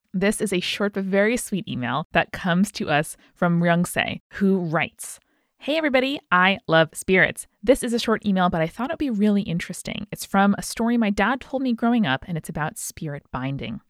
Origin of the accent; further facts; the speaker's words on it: United States; as an American watching the show